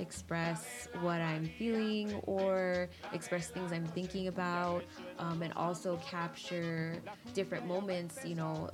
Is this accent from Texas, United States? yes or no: no; New York City, New York, United States; now in Chicago, United States; I grew up in New York. I grew up in Queens, New York, Elmhurst